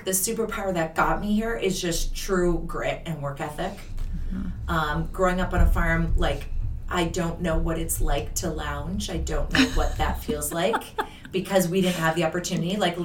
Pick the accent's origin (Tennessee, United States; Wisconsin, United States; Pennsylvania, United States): Wisconsin, United States; moved away as an adult; also born or lived in Minnesota; I'm from Wisconsin originally. I grew up on a farm, a dairy farm